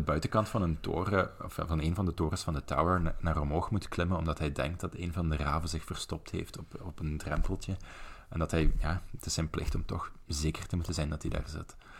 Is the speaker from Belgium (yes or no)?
yes; Belgian Limburg, Flanders, Belgium; accent: melodic Limburgish; Ik kom uit Belgisch Limburg. Ik praat tamelijk melodisch, volgens de, de overige Vlamingen.